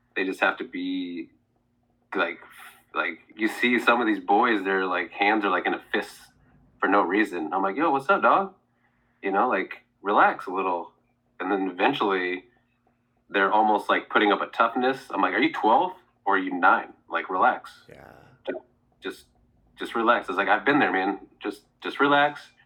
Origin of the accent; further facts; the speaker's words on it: Oregon, United States; also born or lived in Seattle; Oh, I'm from Oregon.